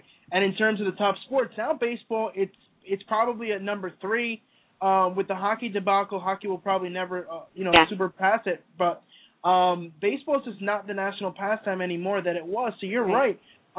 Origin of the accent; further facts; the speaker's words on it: near Newark, New Jersey, United States; I've grown up 15 minutes from here.